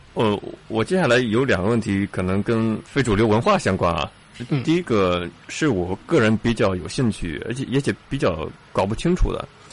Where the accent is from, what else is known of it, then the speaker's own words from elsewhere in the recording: China; 我们中国人